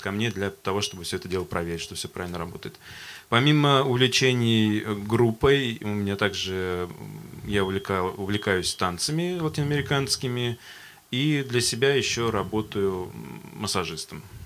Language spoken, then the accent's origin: Russian; Astrakhan, Astrakhan Oblast, Russia; мне 30 лет. А, я коренной астраханец.